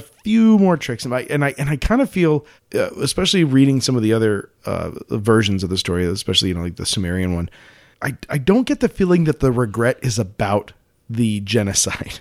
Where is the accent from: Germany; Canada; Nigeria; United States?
United States; growing up in the United States